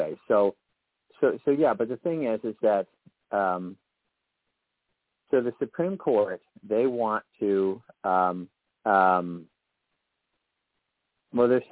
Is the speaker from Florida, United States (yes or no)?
yes; Florida, United States; when we grew up in Florida